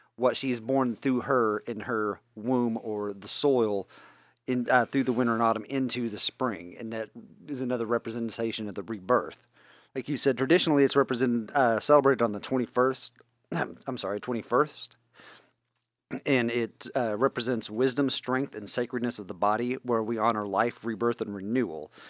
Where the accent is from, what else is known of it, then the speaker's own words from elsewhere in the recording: West Virginia, United States; accent: West Virginian hick; My native language is West Virginian hick